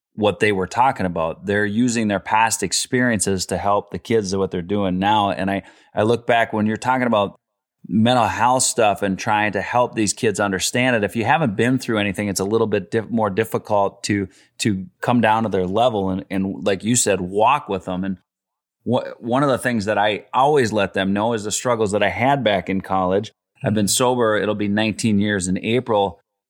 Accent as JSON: {"language": "English", "region": "Minnesota", "country": "United States", "also_born_or_lived": "California"}